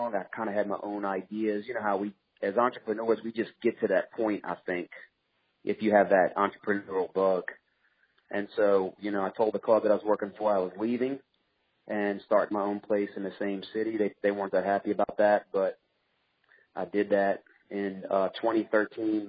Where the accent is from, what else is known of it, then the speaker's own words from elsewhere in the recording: Louisiana, United States; also born or lived in Mississippi; I was born in Louisiana